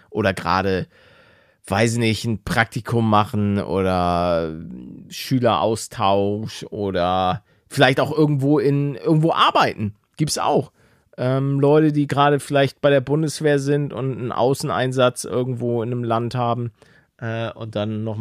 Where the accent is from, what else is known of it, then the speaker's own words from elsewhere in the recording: Netherlands; aber wir sind Niederländer